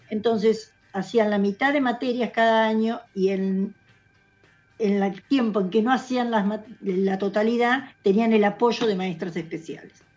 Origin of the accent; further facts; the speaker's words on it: Buenos Aires Province, Argentina; nosotros somos de provincia de Buenos Aires